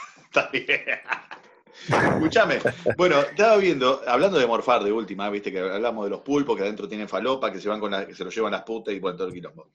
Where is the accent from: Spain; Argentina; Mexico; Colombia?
Argentina